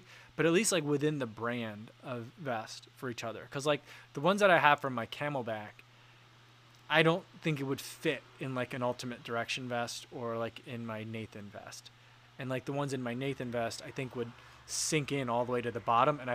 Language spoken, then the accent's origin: English; New Jersey, United States; like most Korean kids growing up in New Jersey did